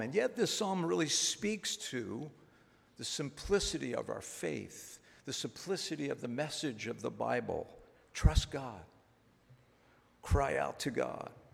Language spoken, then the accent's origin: English; Philadelphia, Pennsylvania, United States; moved away as an adult; now in Maine, United States; I'm from Philadelphia